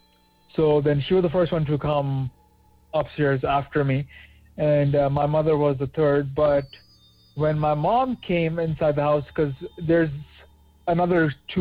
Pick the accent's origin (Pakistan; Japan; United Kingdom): Pakistan; now in Toronto, Canada; back when I was still in my home country of Pakistan